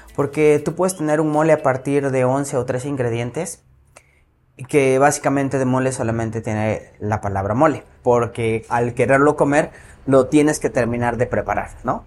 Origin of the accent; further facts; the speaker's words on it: Mexico; como buen mexicano